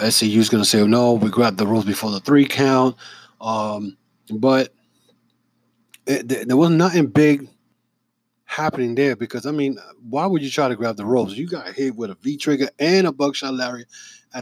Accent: New York City, New York, United States; I'm from the Bronx myself

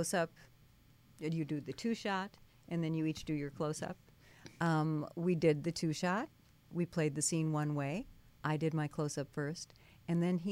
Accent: Minnesota, United States; I grew up in Minnesota

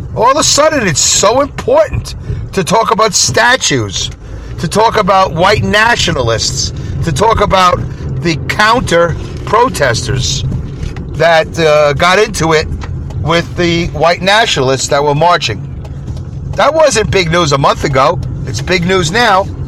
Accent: New York City, New York, United States; now in Saugerties, New York, United States; growing up in Brooklyn, when I moved to Canarsie, a white neighborhood, a good neighborhood.

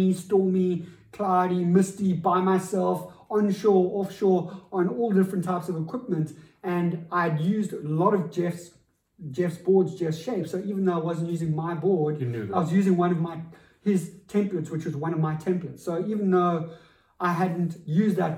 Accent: South Africa; as a South African coming from my environment

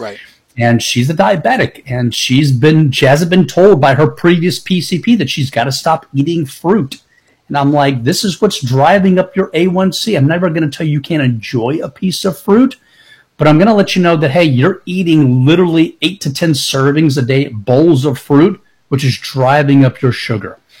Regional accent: Tampa, Florida, United States; I've been born and raised in Tampa

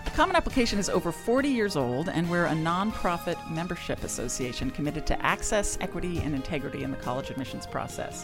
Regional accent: California, United States; also born or lived in Ohio; I grew up in, uh, California

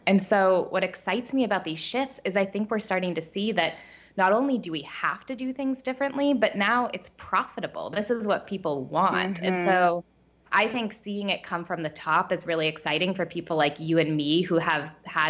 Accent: Bainbridge Island, Washington, United States; So born on the small island of Bainbridge Island and then graduated from Scripps College with a liberal arts degree

